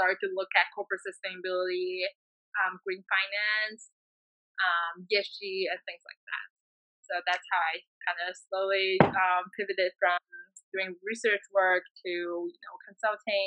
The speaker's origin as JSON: {"language": "English", "country": "China", "said": "my people suffering, the air pollution in Beijing and everywhere in China"}